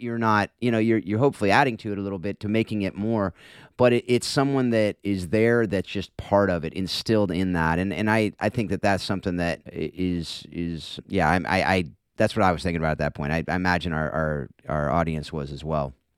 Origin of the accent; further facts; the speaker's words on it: Southern California, United States; I'm a Northern California guy, born and raised in SoCal